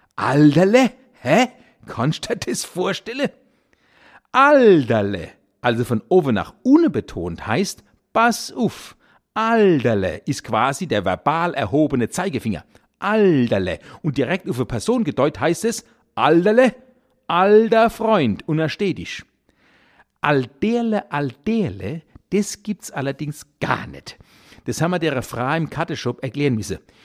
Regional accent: Kurpfalz, Germany; accent: Kurpfälzisch; wir Kurpelzer

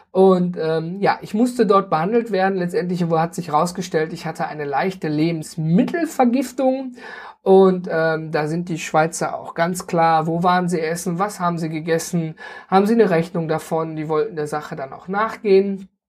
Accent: North Rhine-Westphalia, Germany; ich komme zum Beispiel aus dem Ruhrgebiet und da sind wir ja ein großer Misch an Völkchen, die alle zusammenkommen.

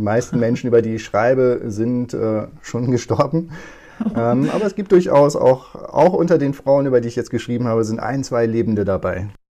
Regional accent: Moordorf, Lower Saxony, Germany; first language Low German; German is a second language; moved away as an adult; also born or lived in Victorbur / Oldenburg / Berlin / Leipzig; now in Kiel, Germany; Geboren bin ich in Ostviktorburg und aufgewachsen ein paar Kilometer weiter in Mordorf bei Aurich

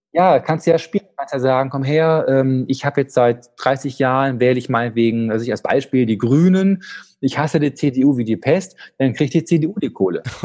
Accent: Dortmund, North Rhine-Westphalia, Germany; als geborener Dortmunder

